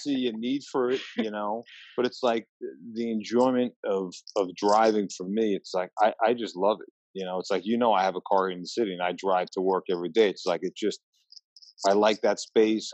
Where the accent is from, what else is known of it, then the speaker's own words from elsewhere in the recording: Long Island, New York, United States; also born or lived in Queens, New York; I was born in Queens, raised in Long Island